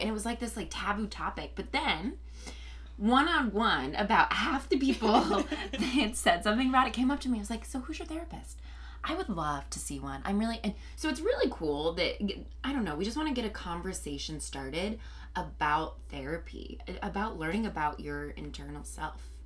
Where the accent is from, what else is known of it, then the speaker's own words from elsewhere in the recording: Indianapolis, Indiana, United States; moved away as an adult; also born or lived in New York; now in Los Angeles, United States; I'm from Indianapolis.